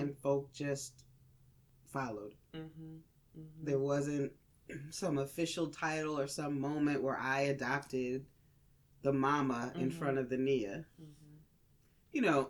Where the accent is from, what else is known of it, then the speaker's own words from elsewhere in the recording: Northern US, United States; now in Southern US; And, you know, I'm from the North. Mm-hmm. So when I moved here and people were saying ma'am to me